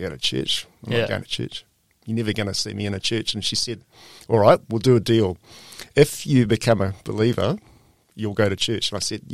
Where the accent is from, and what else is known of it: New Zealand; moved away as an adult; also born or lived in Greece / Turkey / Papua New Guinea / Australia